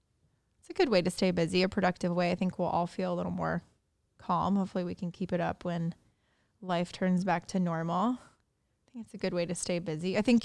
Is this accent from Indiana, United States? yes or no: yes; Indiana, United States; I'm from Indiana.